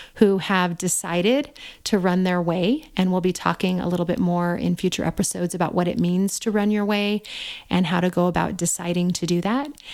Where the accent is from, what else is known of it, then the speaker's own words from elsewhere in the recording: Albuquerque, New Mexico, United States; my hometown of Albuquerque, New Mexico